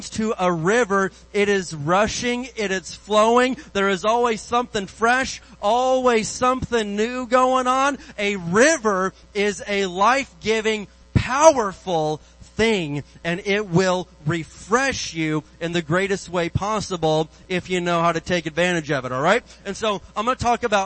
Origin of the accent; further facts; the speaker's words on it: Indiana, United States; moved away; I grew up in Indiana. I grew up out in the woods